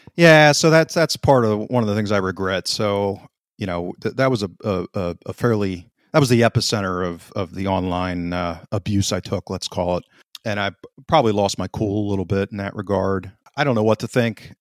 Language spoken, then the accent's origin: English; United States; I'm an American, born and raised